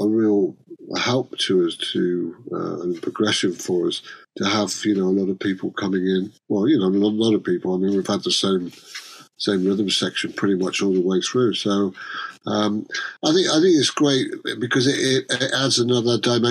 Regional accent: Cheshire, North West England, United Kingdom; we're both from Cheshire

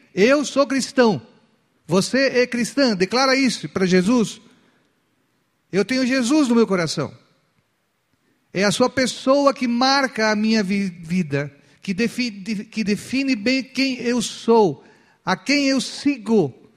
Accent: Chile; now in Brazil; Pela, pela documentação, ainda eu sou, eu sou chileno

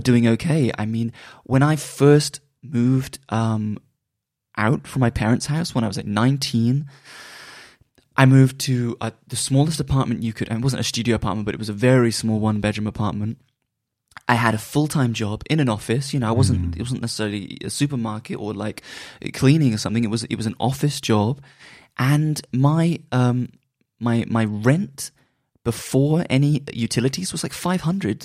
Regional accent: Bristol, South West England, United Kingdom; moved away; also born or lived in London; I'm from Bristol

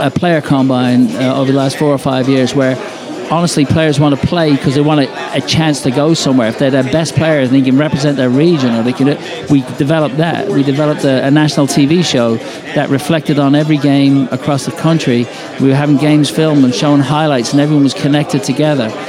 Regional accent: Ireland; I come from the British Isles. I'm Irish, but I come from there.

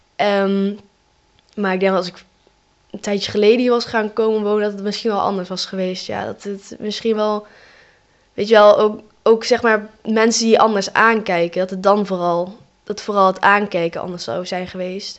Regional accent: Eindhoven, North Brabant, Netherlands; ik ben zelf gewoon geboren in Eindhoven hier

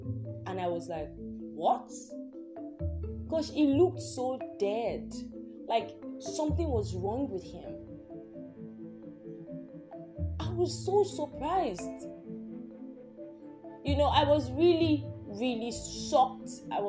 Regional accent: Nigeria; Like, I'm from Yoruba.

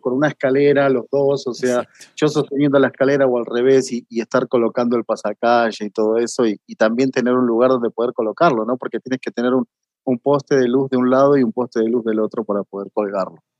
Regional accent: Mariano Acosta, Buenos Aires Province, Argentina; moved away as an adult; also born or lived in Marcos Paz / Mexico / Brazil; no vivía en Marcos Paz, sino que era una, ciudad que quedaba pegada a Mariano Acosta, que, fue donde yo me crié

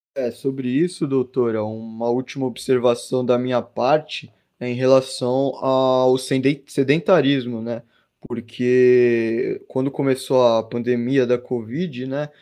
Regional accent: Santos, São Paulo, Brazil; eu sou aqui de Santos

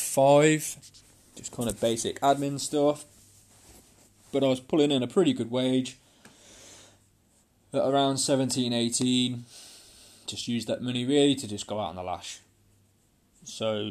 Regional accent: Coventry, West Midlands, United Kingdom; born and bred in Coventry in the UK

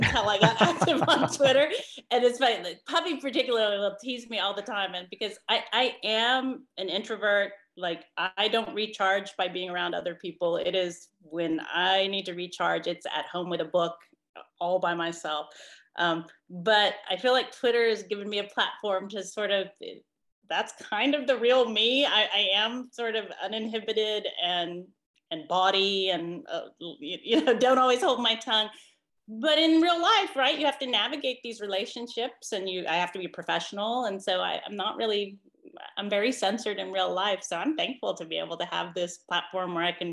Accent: San Francisco, California, United States; moved away; I'm from San Francisco originally

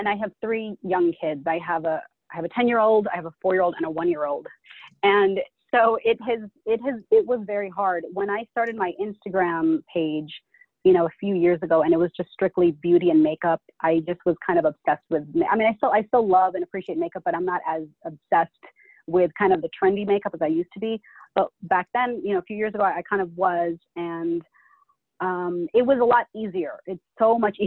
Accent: United States; I was born and raised in America, but I'm Filipino. My parents are from the Philippines

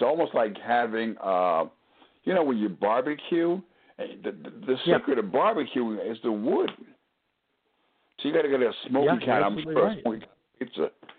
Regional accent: Northeast, United States; now in New Orleans, United States; It's funny when you and I come from the Northeast, and the guy says, forget about it.

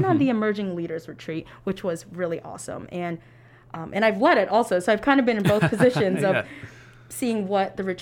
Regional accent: Romeoville, Illinois, United States; I am a junior nursing major with minors in population health and applied health sciences from Romeoville, Illinois.

